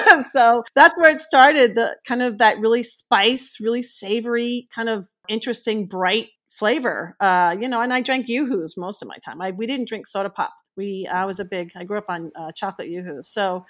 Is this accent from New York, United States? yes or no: yes; Bethpage, New York, United States; Growing up on the East Coast, you know, I was born in Long Island, Bethpage, Long Island